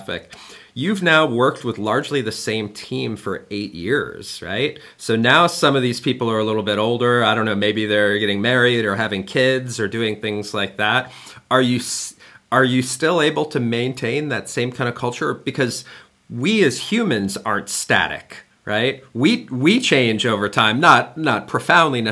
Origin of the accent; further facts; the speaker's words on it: United States; now in Germany; me being an American living in Germany